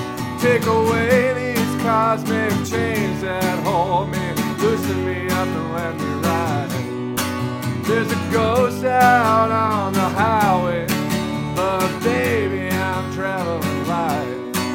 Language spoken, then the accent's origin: English; Brooklyn, New York, United States; where I grew up in Brooklyn, right near this boxing gym called Gleason Gym, which is like a pretty famous.